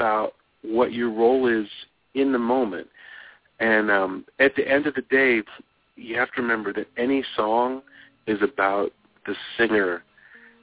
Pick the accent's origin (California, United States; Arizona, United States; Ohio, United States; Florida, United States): California, United States; Los Angeles; moved away as an adult; also born or lived in New York; I was born in Los Angeles. I lived here till I was 23